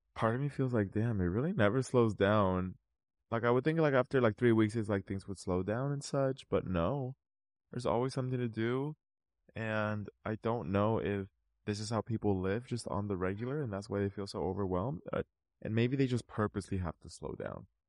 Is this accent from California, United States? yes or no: yes; California, United States; we're from California